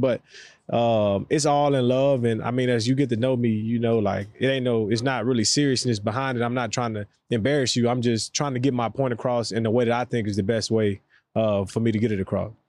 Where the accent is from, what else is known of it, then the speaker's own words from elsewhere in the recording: the South, United States; for us, especially down south